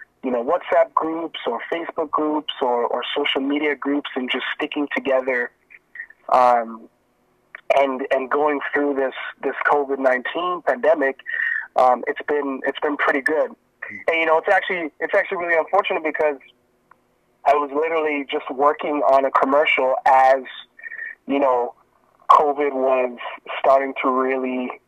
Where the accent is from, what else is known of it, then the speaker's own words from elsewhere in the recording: Miami, Florida, United States; born there; also born or lived in Jamaica; So, funny thing is, I was actually born in the States. So, I was born in Miami, Florida. And, I stayed there for a little bit. And then, my parents are from Jamaica. So, after Florida, we moved back to Jamaica